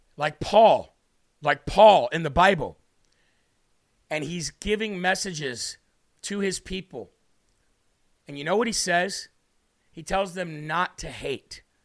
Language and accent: English; United States